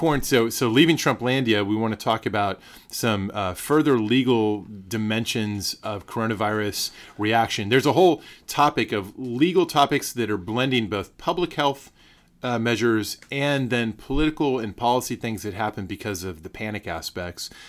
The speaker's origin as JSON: {"language": "English", "town": "San Antonio", "region": "Texas", "country": "United States", "tie": "born or raised there", "said": "my hometown, San Antonio, my home county, Bear County"}